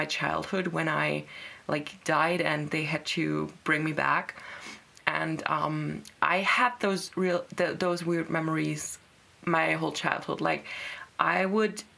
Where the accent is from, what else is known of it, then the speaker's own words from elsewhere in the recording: Germany; I was born in Germany